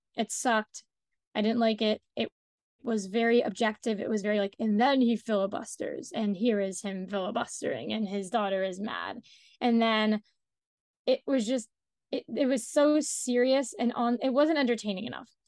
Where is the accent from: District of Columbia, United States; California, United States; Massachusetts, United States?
District of Columbia, United States; Washington; I'm from Washington, D C, so I don't even live in New York. I live in D C